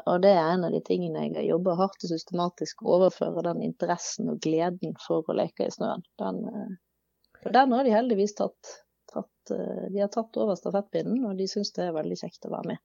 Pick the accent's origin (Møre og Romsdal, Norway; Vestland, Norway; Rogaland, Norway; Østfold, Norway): Vestland, Norway; Bergen; jeg er jo eh, oppvokst i Bergen kommune, innenfor det som kalles Bergens randsoneområde.